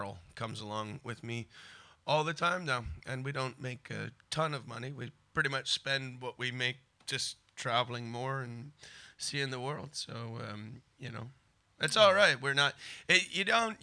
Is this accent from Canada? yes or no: yes; Canada; I'm Canadian